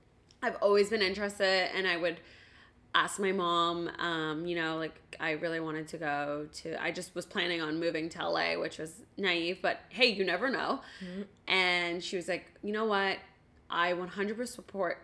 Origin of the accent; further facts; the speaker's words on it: Ottawa, Ontario, Canada; I grew up in Ottawa